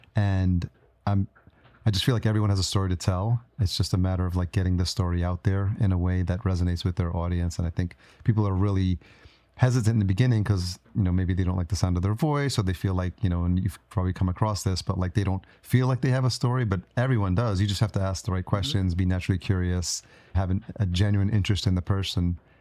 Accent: Yonkers, New York, United States; moved away as an adult; also born or lived in Brooklyn; now in Minnesota, United States; I grew up in New York. So I grew up in Yonkers and I lived in New York City

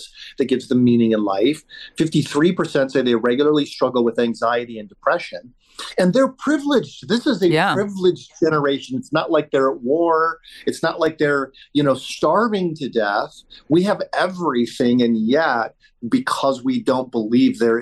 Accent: Colorado, United States; I'm from Colorado. I'm actually in Jerusalem as we're having this conversation

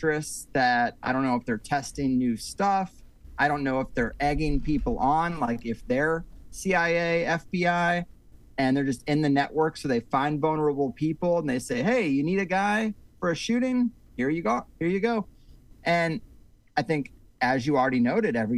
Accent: Missouri, United States; also born or lived in California; now in Florida, United States; I grew up in Missouri

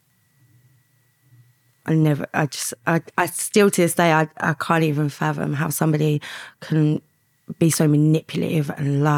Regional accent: London, United Kingdom; I grew up in East London, in on an estate

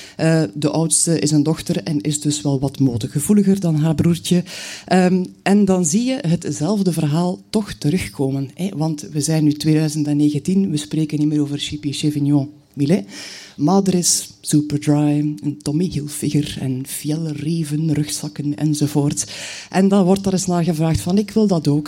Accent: Knokke, Flanders, Belgium; now in Bruges, Belgium; ik ben geboren in Brugge, ik woon er nog steeds. Maar eigenlijk heb ik mijn jeugd doorgebracht aan zee. Mijn moeder was van knokken.

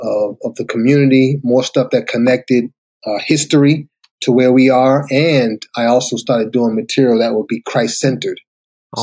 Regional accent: Boston, Massachusetts, United States; moved away as an adult; now in Atlanta, United States; grew up in a rough neighborhood, went through a lot of tragic stuff, got out of there. Where'd you go? In Boston.

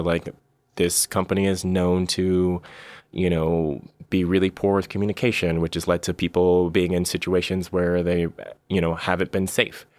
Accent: Bay Area, California, United States; I'm from the Bay Area originally

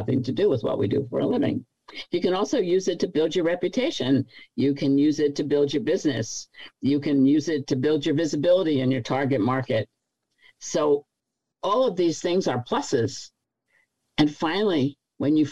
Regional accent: New York, United States; But I'm a New Yorker, so we don't think any place else is big.

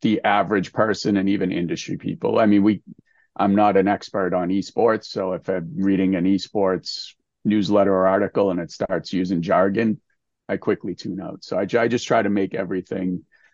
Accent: Massachusetts, United States; my home state of Massachusetts

